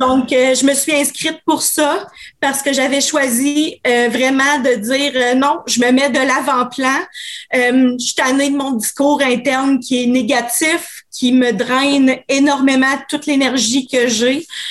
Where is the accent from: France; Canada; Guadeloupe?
Canada; Quebec City, Quebec; je suis une fille euh, de Québec, 39 ans